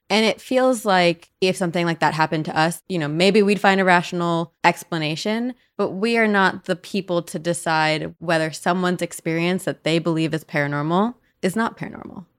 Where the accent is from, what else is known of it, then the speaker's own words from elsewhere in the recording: New Jersey, United States; I'm from New Jersey